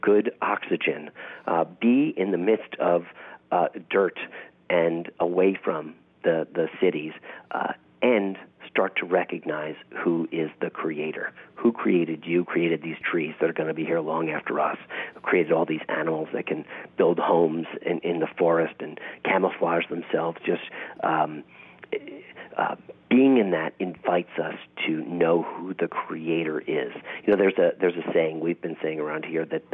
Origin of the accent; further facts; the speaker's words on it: New York, United States; moved away as an adult; now in Texas, United States; I grew up in New York